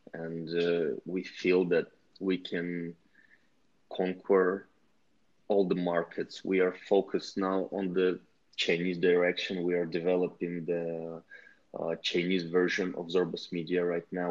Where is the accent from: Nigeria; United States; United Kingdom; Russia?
Russia; we are team from Russia